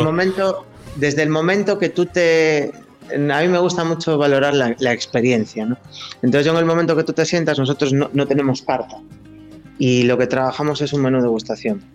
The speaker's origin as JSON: {"language": "Spanish", "town": "Ferrol", "region": "Galicia", "country": "Spain", "tie": "born or raised there", "also_born_or_lived": "London / Canary Islands / France", "said": "nací en Londres eh, hace 37 años y me vine para Ferrol muy, muy chiquito porque falleció mi padre, entonces mi madre se, se vuelve con nosotros aquí para, para vivir con, con, mis abuelos. Y nada, me crié aquí"}